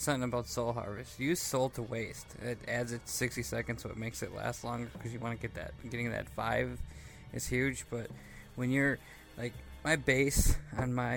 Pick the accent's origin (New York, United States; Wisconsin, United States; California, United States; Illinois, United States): Wisconsin, United States; I'm from Wisconsin